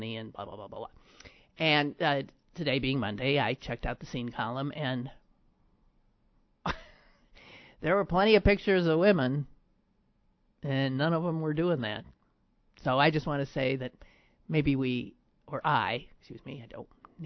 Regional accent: Pennsylvania, United States; born or raised there

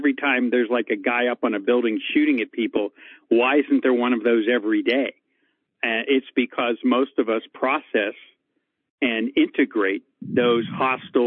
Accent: Pittsburgh, Pennsylvania, United States; moved away as an adult; also born or lived in Hollywood; now in Los Angeles, United States; I was born and raised in Pittsburgh, went to Pitt, and came out here to Hollywood

